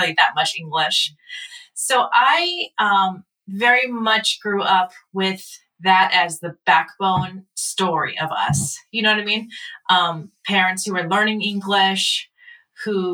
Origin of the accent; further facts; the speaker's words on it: Los Angeles, California, United States; also born or lived in Korea; we were in LA, so it's not like I was the only Asian student